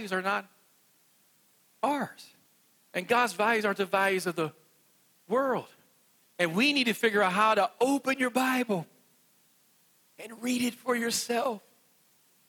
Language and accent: English; West Virginia, United States; I'm from West Virginia. It's not going to come out like the way it does for you all